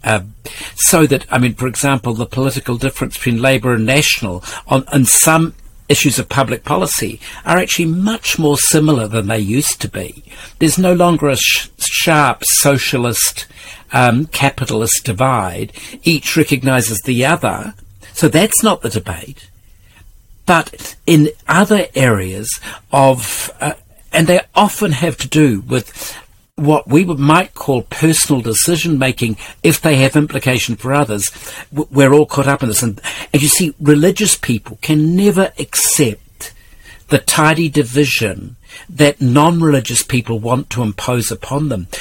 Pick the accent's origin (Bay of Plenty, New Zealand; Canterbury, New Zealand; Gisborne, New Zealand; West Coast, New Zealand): West Coast, New Zealand; Karamea; where I grew up in Karamea